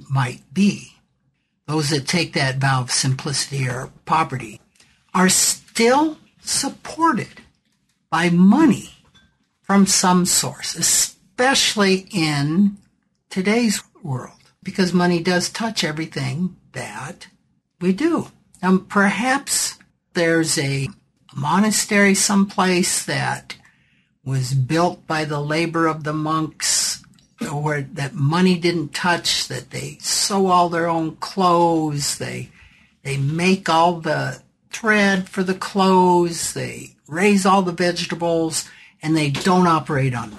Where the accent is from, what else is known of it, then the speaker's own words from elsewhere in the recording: South Dakota, United States; my home state of South Dakota